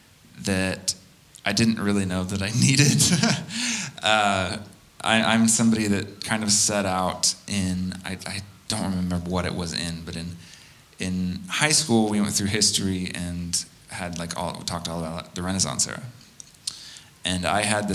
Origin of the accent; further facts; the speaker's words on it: Kansas, United States; moved away as an adult; also born or lived in Portland, Oregon; now in Nashville, United States; I'm originally from Kansas. Well, was born in Portland, Oregon